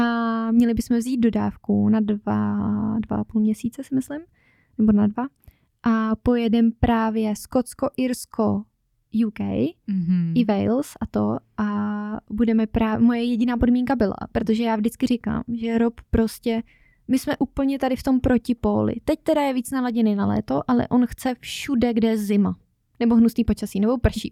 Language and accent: Czech; Czechia; born or raised there; moved away as an adult; now in Norway